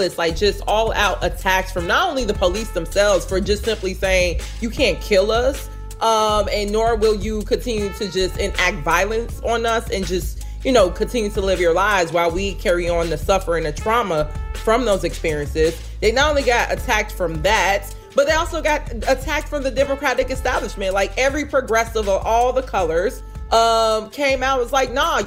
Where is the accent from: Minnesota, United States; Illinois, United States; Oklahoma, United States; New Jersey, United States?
Illinois, United States; Chicago; moved away as an adult; now in Minneapolis, United States; the same stuff that's happening in my hometown